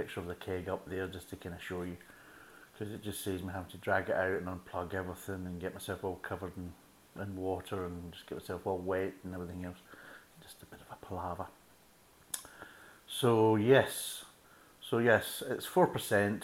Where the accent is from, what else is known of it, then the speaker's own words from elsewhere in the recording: Scotland, United Kingdom; me being a Scotsman